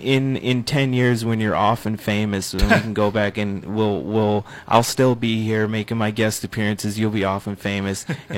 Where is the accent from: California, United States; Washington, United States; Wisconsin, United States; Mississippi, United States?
Wisconsin, United States; River Falls; moved away; growing up in River Falls, Wisconsin